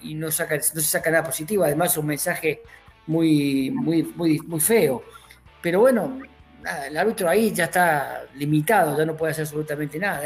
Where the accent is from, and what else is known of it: Córdoba, Argentina